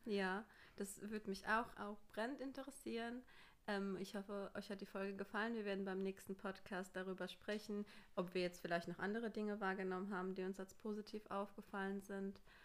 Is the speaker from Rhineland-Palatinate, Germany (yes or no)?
yes; Pirmasens, Rhineland-Palatinate, Germany; bei uns in Pirmasens